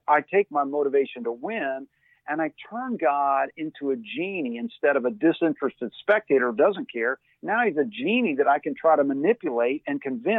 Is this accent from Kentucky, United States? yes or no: yes; Louisville, Kentucky, United States; I grew up in Louisville, Kentucky